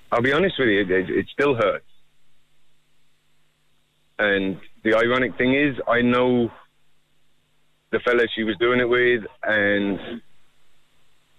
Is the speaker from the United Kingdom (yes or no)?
yes; England, United Kingdom; now in Ireland; I've no family here at all. I'm from England. I came to Ireland in 1991.